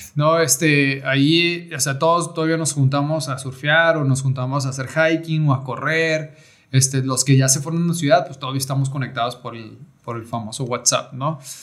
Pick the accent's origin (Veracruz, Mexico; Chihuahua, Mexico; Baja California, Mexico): Baja California, Mexico; Rosarito; also born or lived in Tijuana; soy nacido en Tijuana. Nacido en Tijuana, pues porque en Rosarito en aquellos tiempos no, no había hospitales